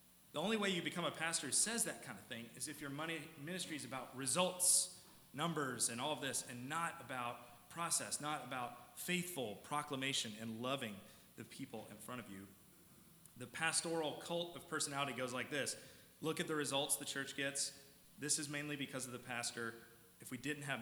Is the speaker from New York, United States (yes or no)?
no; South Carolina, United States; moved away; When I was back in South Carolina, I'm from South Carolina.